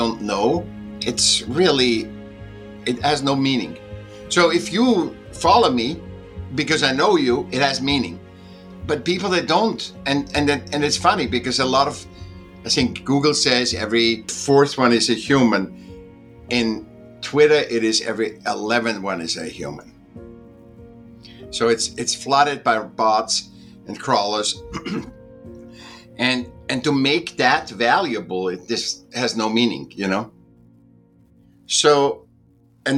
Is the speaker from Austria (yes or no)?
yes; Vienna, Austria; I was born in Vienna, Austria. I was a sick child. I went to school when I was 7